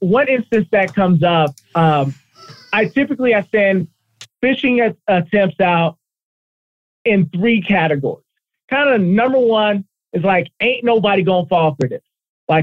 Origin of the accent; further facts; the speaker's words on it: Colorado, United States; I was born and raised in Colorado